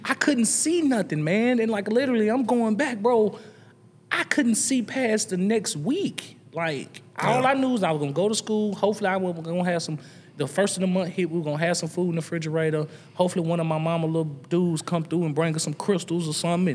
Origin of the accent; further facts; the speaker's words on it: Nashville, Tennessee, United States; the average kid growing up in the East North Southwest Nashville.